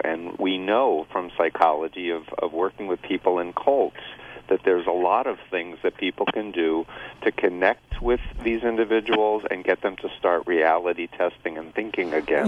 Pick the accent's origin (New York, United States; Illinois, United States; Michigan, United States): New York, United States; New York City; moved away as an adult; now in Boston, United States; I grew up in Flushing, Queens